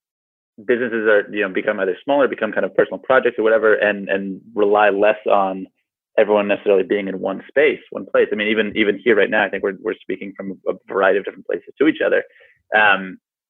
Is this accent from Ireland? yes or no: no; United States; now in New Zealand; So I'm an American, but I'm currently in New Zealand